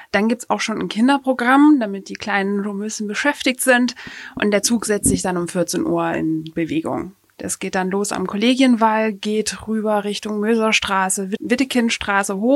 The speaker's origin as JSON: {"language": "German", "region": "Baden-Württemberg", "country": "Germany", "said": "Ich komme aus der Nähe von Heilbronn, aus dem schönen Hohenlohe, aber da wird Karneval oder Fasnacht oder Fasching, wie man es auch nennen will, kaum gefeiert, denn es ist evangelisch geprägt"}